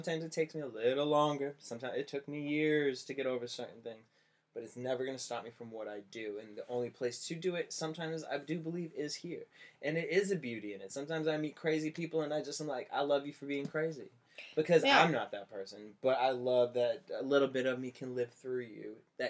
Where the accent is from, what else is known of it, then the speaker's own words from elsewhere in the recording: Cape Cod, Massachusetts, United States; Cape Cod.